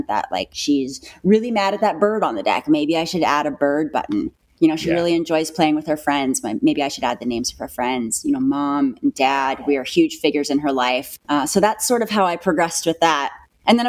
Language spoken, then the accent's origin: English; Pacific Northwest, United States; also born or lived in San Diego, California / Tacoma, Washington; I was born in San Diego, but I've been in the Pacific Northwest basically my entire life